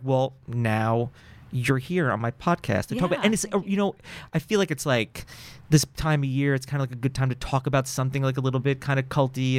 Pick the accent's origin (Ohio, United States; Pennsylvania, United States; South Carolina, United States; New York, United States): New York, United States; So California was new to me. I came from New York